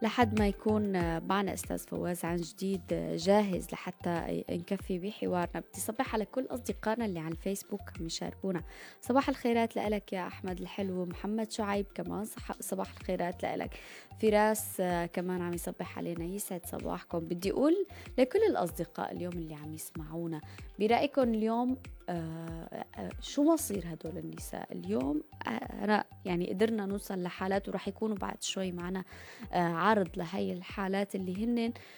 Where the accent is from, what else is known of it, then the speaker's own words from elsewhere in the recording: Syria; now in Turkey; كسوريين وأتراك